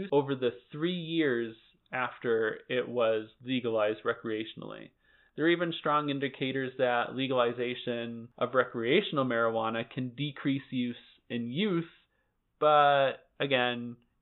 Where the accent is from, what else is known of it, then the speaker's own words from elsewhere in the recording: Lee, Massachusetts, United States; my hometown of Lee.